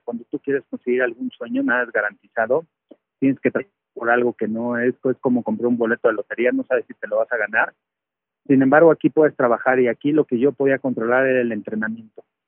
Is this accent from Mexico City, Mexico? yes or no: yes; Mexico City, Mexico; moved away as an adult; also born or lived in Puebla / Texas, United States; yo soy de la Ciudad de México, me voy a vivir a Puebla